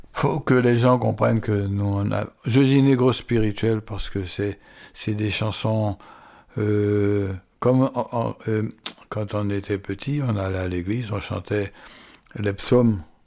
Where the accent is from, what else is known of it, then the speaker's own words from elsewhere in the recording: French Guiana; moi, en tant que Guyanais